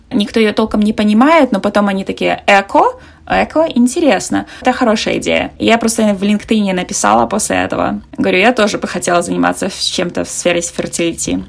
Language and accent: Russian; Navahrudak, Grodno Region, Belarus; moved away as an adult; now in San Francisco, United States; я из Беларуси Беларуси, с маленького города Новогрудок